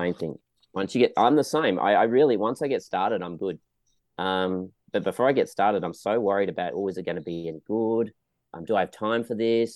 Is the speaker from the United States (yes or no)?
no; Western Australia, Australia; now in Melbourne, Australia; I'm originally from Western Australia